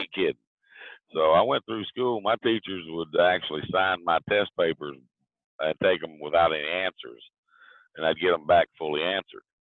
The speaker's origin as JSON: {"language": "English", "town": "Big Stone Gap", "region": "Virginia", "country": "United States", "tie": "born or raised there", "also_born_or_lived": "Florida", "accent": "southern", "moved": "yes", "said": "I grew up in a small town called Big Stone Gap, Virginia"}